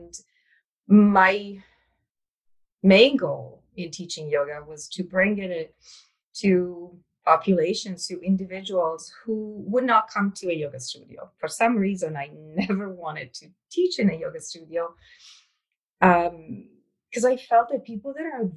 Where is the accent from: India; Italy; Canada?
Italy; English is a second language; moved away; I was born and raised in Italy